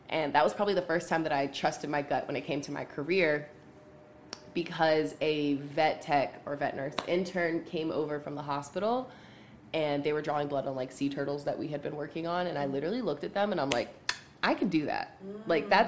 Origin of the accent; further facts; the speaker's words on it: New Jersey, United States; also born or lived in Pittsburgh, Pennsylvania; now in Charlotte, United States; I'm from Jersey originally, but I spent a lot of time in Pittsburgh